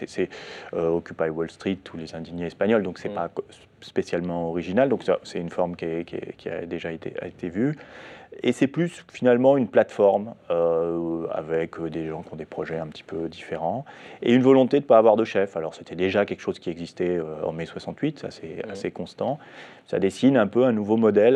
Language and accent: French; France; chez nous, en France